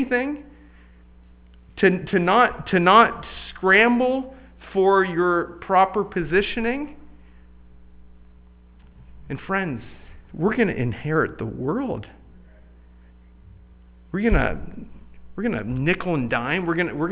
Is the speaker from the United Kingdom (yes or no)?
no; Canada; moved away; my home country of Canada